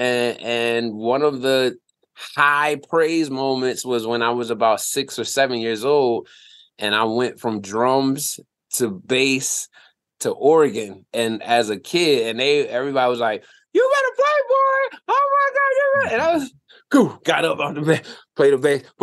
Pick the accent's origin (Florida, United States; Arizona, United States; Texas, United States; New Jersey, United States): New Jersey, United States; Willingboro; moved away as an adult; also born or lived in Trenton, New Jersey / Philadelphia, Pennsylvania; I was in Willimboro, New Jersey. I grew up in Jersey, born in Trenton.